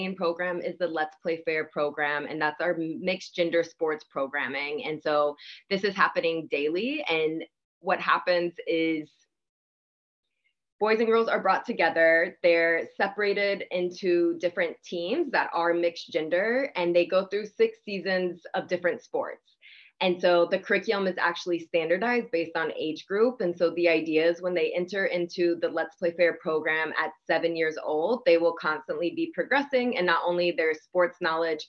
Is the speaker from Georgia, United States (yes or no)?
yes; Atlanta, Georgia, United States; moved away as an adult; now in Cambodia; I'm from Atlanta, Georgia